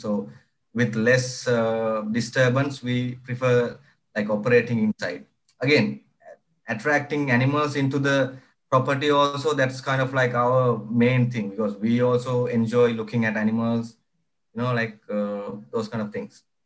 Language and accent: English; Horana, Western Province, Sri Lanka; I was like uh, born and raised in Sri Lanka. And Sri Lanka, it's a small village uh, on the west part of the country called Horana.